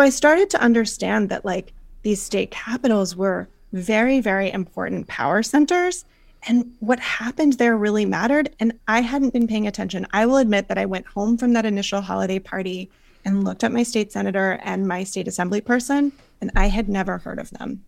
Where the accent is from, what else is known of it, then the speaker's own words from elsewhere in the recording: North Carolina, United States; now in New York, United States; I live in New York, but I grew up in North Carolina